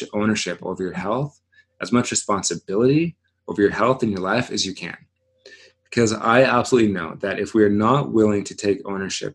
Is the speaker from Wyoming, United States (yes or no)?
yes; Wyoming, United States; three of my very best childhood friends that I grew up with in Wyoming